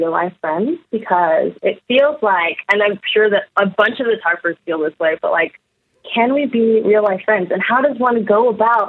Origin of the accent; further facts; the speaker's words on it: Texas, United States; I'm from Texas and we love butter